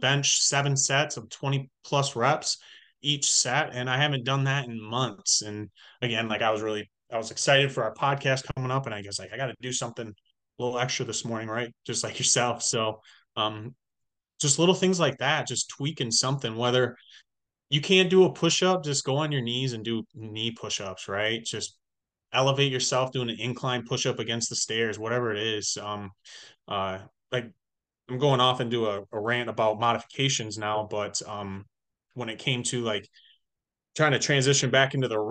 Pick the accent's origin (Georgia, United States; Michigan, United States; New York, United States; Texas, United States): Michigan, United States; also born or lived in Illinois; when I moved back home to Michigan from Illinois, when I was playing college ball